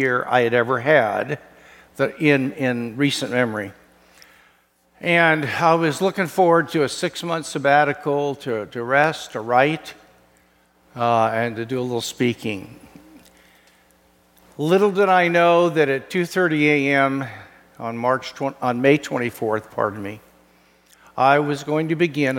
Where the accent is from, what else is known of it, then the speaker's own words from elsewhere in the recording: Kansas City, Missouri, United States; moved away; my home state in Branson, Missouri, Kansas City boy